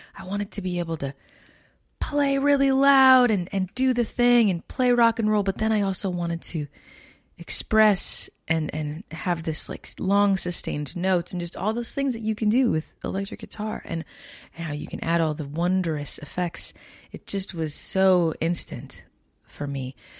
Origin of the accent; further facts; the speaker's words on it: Winnipeg, Manitoba, Canada; I come from Canada. Born and raised in Winnipeg, Manitoba